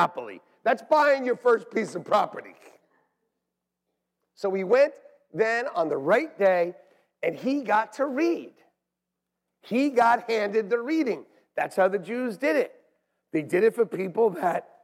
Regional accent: North Brunswick, New Jersey, United States; moved away; I was even back in the place where I was born.

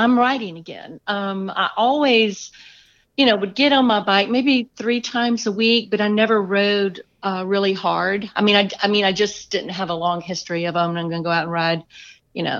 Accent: Atlanta, Georgia, United States; also born or lived in Boston area; I am from Atlanta. I actually grew up here with the exception of like 6 years in the Boston area

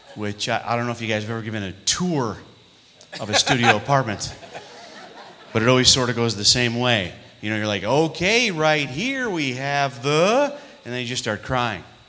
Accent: New York, United States; moved away; I'm from New York

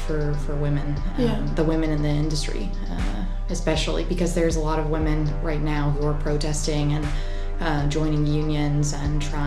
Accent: North Carolina, United States; moved away; also born or lived in Savannah, Georgia; I'm from North Carolina

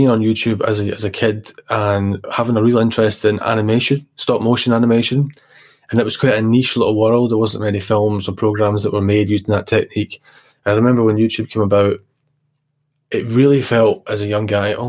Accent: Glasgow, Scotland, United Kingdom; I was brought up in the East End of Glasgow

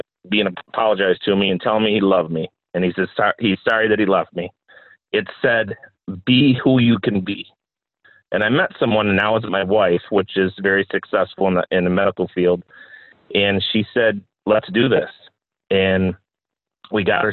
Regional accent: New Jersey, United States; moved away; also born or lived in Mount Morris; I was born down in New Jersey. I was in foster care pretty much my whole life.

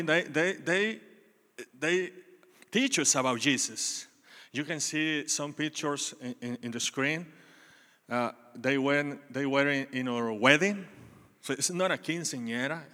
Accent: Mexico; English is a second language; moved away as an adult; now in Texas, United States; I was born in Mexico, and when I was eighteen years old, studying on my college

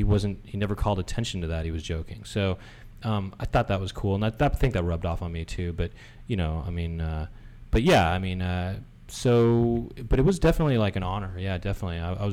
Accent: Los Angeles, California, United States; growing up in Los Angeles

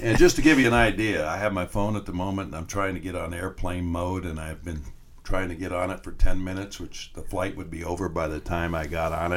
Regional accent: Evansville, Indiana, United States; I'm from Evansville, Indiana, and I went to North High School.

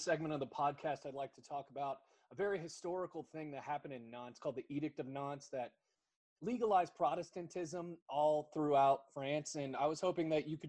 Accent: United States; as an American

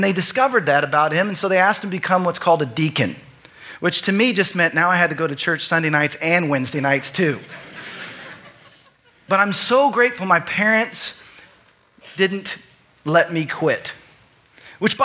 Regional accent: Texas, United States; I grew up in Texas

